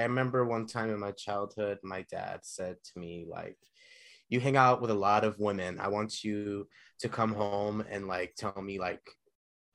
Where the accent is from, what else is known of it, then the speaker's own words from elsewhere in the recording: Chino Hills, California, United States; also born or lived in Ontario, California / Inland Empire, California; now in Hollywood, United States; I grew up in Chino, California, Chino okay. Hills, Ontario, and the Inland Empire, California